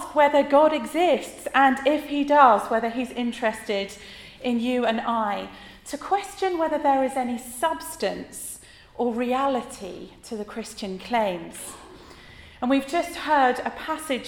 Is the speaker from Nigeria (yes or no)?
no; United Kingdom; we as British people